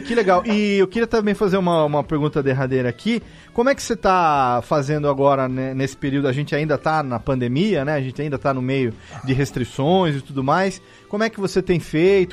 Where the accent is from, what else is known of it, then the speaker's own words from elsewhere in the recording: Serra Negra, São Paulo, Brazil; eu também sou da montanha, eu sou daqui de Serra Negra